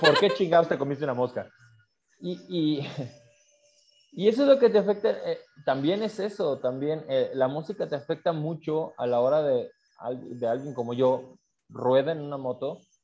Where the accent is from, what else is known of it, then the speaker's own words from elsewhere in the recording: Aguascalientes, Mexico; yo soy de Aguascalientes, yo vivo en Aguascalientes